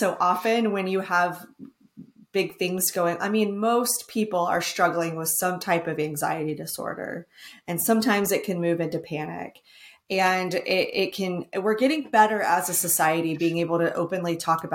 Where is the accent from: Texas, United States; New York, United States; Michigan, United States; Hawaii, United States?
Texas, United States; I'm from Texas